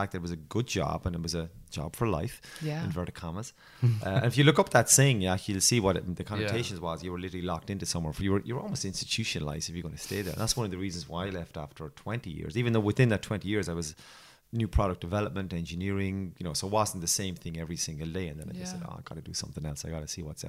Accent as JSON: {"language": "English", "town": "Waterford", "region": "Munster", "country": "Ireland", "tie": "born or raised there", "accent": "Irish", "said": "I'm from Waterford, the place where they make the crystal."}